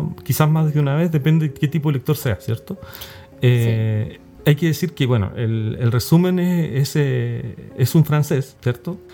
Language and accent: Spanish; Chile; nuestra colonia chilena